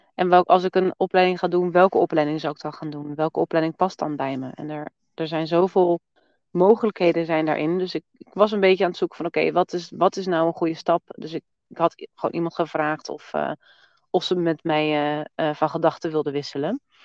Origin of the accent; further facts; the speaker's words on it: Netherlands; moved away as an adult; now in Portugal; we komen uit Nederland.